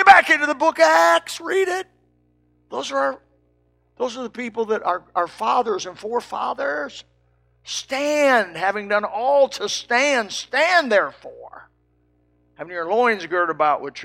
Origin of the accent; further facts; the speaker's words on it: Indiana, United States; my home state, Indiana